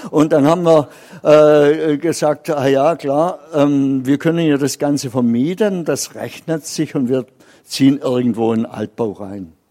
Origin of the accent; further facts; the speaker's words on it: Baden-Württemberg, Germany; als Schwabe ist ein bisschen geizig und das habe ich bei mir auch erkannt.